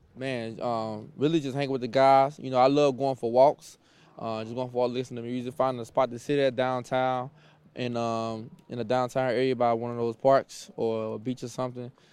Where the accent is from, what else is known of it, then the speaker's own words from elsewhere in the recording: Mississippi, United States; moved away as an adult; also born or lived in Illinois / Minnesota / Cleveland; I'm from Mississippi